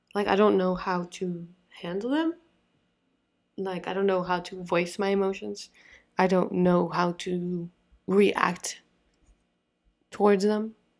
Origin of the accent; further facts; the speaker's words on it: Florida, United States; I'm from Florida